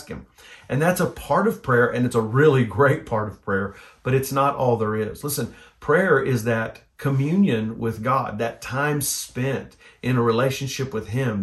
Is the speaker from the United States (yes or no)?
yes; United States